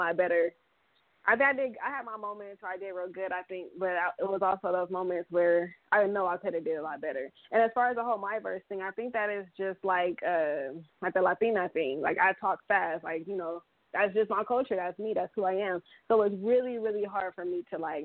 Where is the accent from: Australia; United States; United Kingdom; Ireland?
United States; Compton, California; I'm from Compton